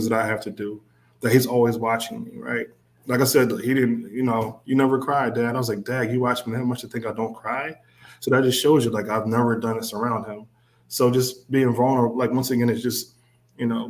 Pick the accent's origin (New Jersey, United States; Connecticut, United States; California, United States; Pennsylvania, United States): Pennsylvania, United States; Philadelphia; I'm from West Philly